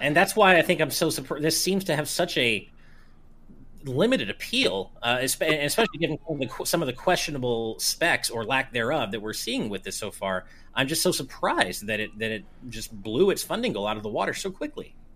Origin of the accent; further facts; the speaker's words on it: United States; as an American